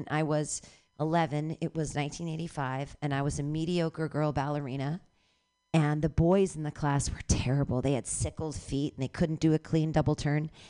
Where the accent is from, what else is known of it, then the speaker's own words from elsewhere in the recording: San Francisco, California, United States; I'm a comedian from San Francisco and I'm looking for material.